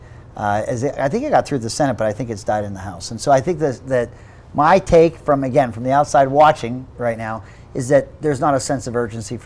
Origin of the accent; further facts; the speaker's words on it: Pittsburgh, Pennsylvania, United States; now in Utah, United States; I grew up in Pittsburgh, Pennsylvania